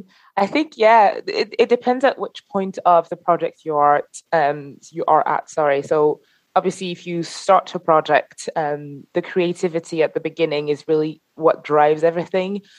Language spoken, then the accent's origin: English; Paris, Île-de-France, France; moved away; I'm originally from Paris